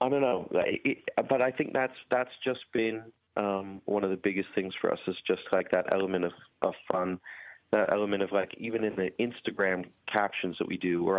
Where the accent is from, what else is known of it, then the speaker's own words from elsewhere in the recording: United States; also born or lived in Hampstead / Oxford; as an American